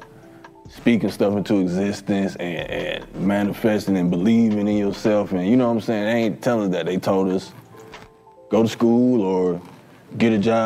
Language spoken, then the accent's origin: English; Milwaukee, Wisconsin, United States; now in Atlanta, United States; I'm from Milwaukee.